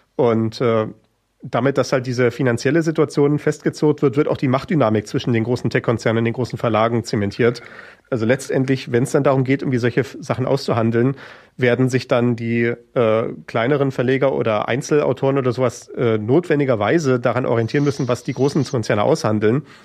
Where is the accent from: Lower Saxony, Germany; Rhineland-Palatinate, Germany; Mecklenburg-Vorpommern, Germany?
Mecklenburg-Vorpommern, Germany; Schwerin; in Schwerin, wo ich aufgewachsen bin